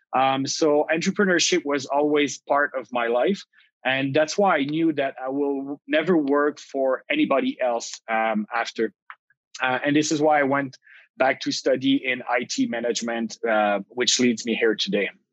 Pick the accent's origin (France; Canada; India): Canada; Gatineau, Quebec; moved away as an adult; now in Montreal, Canada; I come from the Ottawa region on the Quebec side, so Gatineau. I grew up there